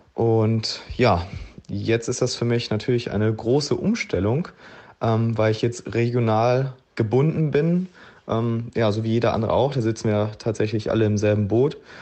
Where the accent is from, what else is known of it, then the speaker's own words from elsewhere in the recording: Gladbeck, North Rhine-Westphalia, Germany; moved away as an adult; also born or lived in Kos / Mauritius / Zürich / Egypt; bin ich jetzt zurück in meiner Heimat im Ruhrgebiet in Gladbeck und ja, bin hier wieder in mein Kinderzimmer eingezogen